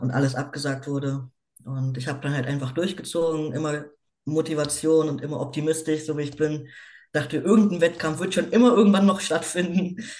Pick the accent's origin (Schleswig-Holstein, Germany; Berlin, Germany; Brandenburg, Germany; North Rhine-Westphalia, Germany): Berlin, Germany; lebe in Berlin, bin geboren in Berlin und bin 29 Jahre alt.